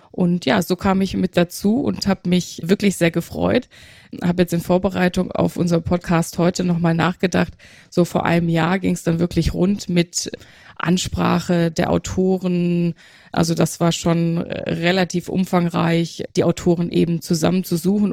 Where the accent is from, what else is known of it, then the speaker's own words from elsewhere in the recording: Aalen, Baden-Württemberg, Germany; moved away as an adult; also born or lived in Münster / Hamburg; now in Nuremberg, Germany; Geboren bin ich in Münster. Ah. Mhm, genau, aufgewachsen in Aalen, in, im Schwäbischen